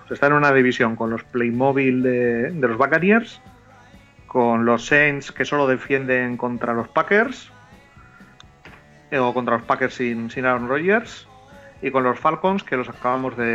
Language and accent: Spanish; Catalonia, Spain; Como soy catalán.